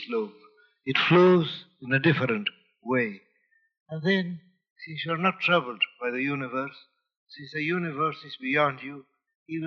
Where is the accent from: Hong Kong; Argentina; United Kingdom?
Argentina; Buenos Aires; English is a second language; moved away; I feel homesick for Buenos Aires, my hometown